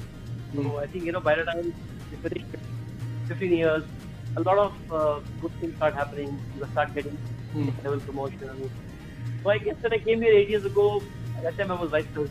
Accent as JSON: {"language": "English", "country": "India", "tie": "born or raised there", "also_born_or_lived": "Dehradun, India / Mumbai, India", "moved": "as an adult", "lives_now": "Manila, Philippines", "said": "I am an Indian, and I was mostly in my childhood, I was raised in Dehradun and Mumbai."}